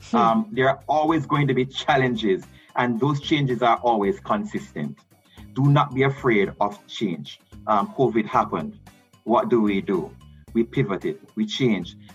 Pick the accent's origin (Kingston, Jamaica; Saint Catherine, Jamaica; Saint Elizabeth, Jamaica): Kingston, Jamaica; Allman Town; against growing up in Allman Town, against a single mother, um, you know, and all the challenges that I went through in life.